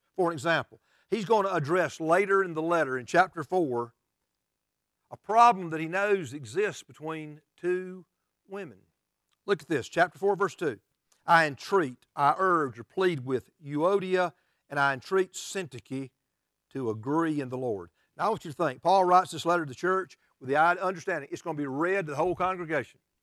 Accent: United States; as American Christians

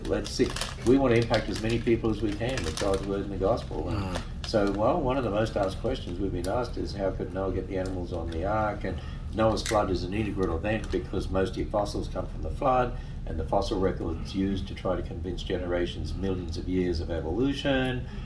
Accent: Australia; I'm an Australian

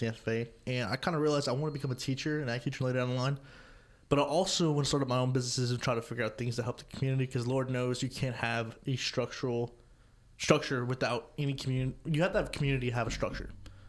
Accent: Scott, Louisiana, United States; I am from Scott, Louisiana

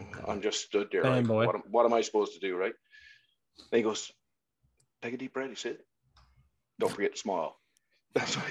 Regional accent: Newfoundland and Labrador, Canada; I was from Newfoundland

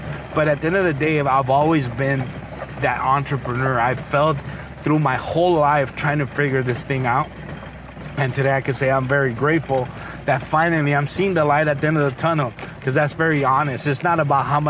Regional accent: Rialto, California, United States; I'm just a normal kid that grew up in the city of Rialto

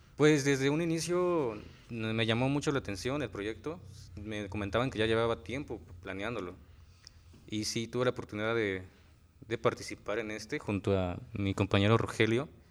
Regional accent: Xalostoc, Morelos, Mexico; soy originario de Jalostoc, de Jalostoc, Ayala

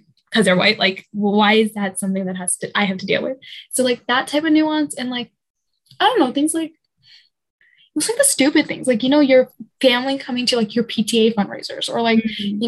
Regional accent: United States; born or raised there

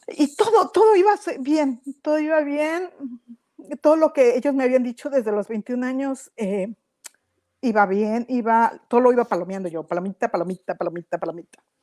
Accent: Mexico; moved away as an adult; now in Toronto, Canada; soy de México, pero vivo en Toronto. Hace algunos años nos mudamos para acá.

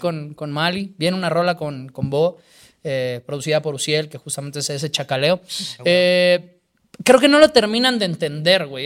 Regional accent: Mexico; soy de México

